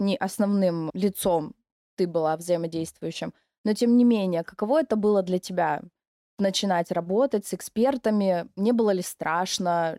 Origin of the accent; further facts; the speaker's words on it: Novorossiysk, Krasnodar Krai, Russia; мне очень нравится мой город, в котором я живу. Я из Новороссийска.